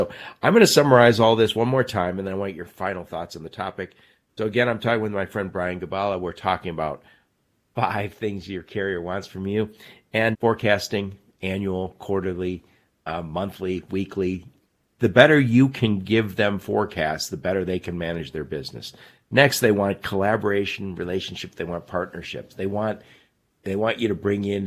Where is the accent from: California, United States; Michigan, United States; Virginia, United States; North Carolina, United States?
Michigan, United States; my home state, Michigan